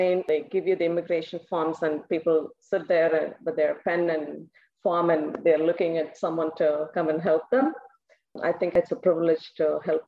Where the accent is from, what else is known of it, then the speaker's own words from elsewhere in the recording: southern India, India; first language Tamil; English is a second language; now in United States; My native language, it's called Tamil. It is spoken widely in the southern part of India. And we grew up with two languages